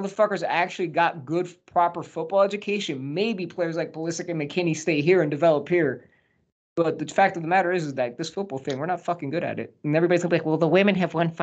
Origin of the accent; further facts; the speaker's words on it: New Jersey, United States; my home state